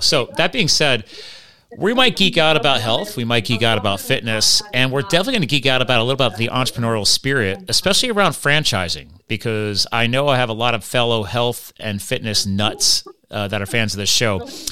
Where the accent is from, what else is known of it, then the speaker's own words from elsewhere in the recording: Pennsylvania, United States; also born or lived in Flemington, New Jersey; I was born in Jersey, grew up in Pennsylvania.